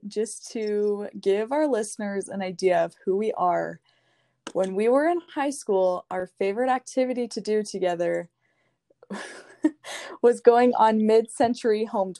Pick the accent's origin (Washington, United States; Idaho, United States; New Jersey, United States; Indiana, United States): Idaho, United States; Boise; moved away as an adult; now in Utah, United States; I'm from Boise, Idaho. I love it there. That's the dream place. Would love to be there again. I'm currently living in Utah.